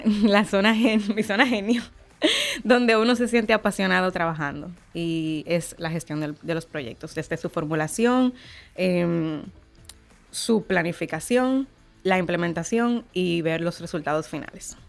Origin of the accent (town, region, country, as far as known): Dominican Republic